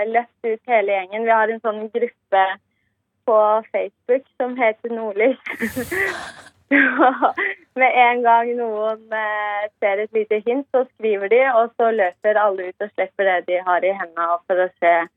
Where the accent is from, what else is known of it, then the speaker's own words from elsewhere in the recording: Eastern Norway, Norway; moved away as an adult; now in Kabelvåg, Norway; Jeg er jo fra Østlandet